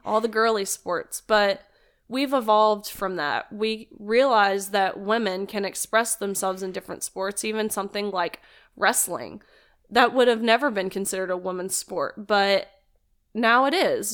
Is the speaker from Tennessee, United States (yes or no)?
yes; Nashville, Tennessee, United States; also born or lived in Kentucky; actually from Nashville, Tennessee. Um, born and raised